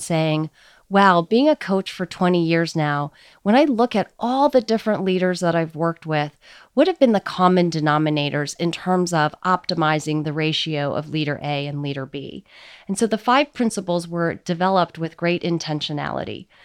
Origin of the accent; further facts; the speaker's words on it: United States; So I'm Chinese American, and the Eastern heritage has been a big part of how I've grown up.